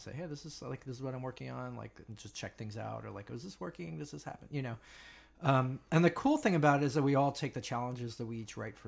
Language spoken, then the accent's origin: English; United States; also born or lived in New Jersey / Westchester, New York; suburbs of here